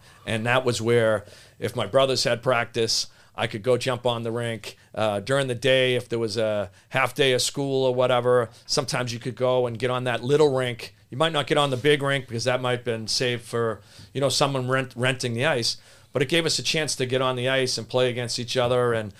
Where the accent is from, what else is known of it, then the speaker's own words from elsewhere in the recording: Boston, Massachusetts, United States; Yeah, well, we grew up in Hyde Park.